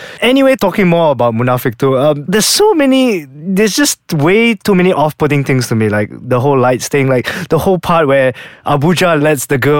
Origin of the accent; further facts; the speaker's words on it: Terengganu, Malaysia; I grew up in Terengganu, right?